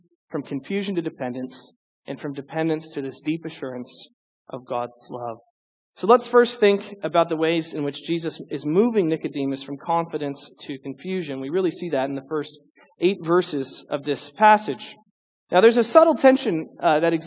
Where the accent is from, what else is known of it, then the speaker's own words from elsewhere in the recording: St. Louis, Missouri, United States; I'm actually from kind of a lower middle class suburb outside of St. Louis. We didn't have men doing ballet